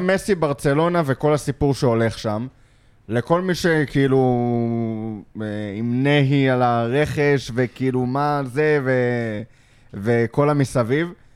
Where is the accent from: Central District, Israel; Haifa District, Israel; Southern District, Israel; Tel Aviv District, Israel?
Central District, Israel; Lod; גדלתי בלוד